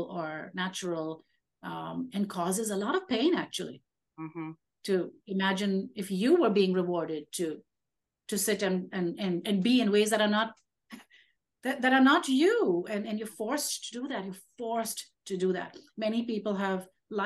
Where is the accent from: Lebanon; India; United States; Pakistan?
India; I am Indian, Indian with a capital